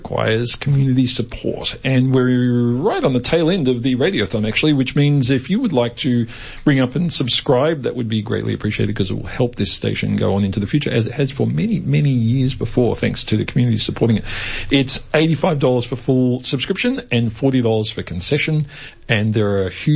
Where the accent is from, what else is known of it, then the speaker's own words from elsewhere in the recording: Yarraville, Victoria, Australia; I grew up in Yarraville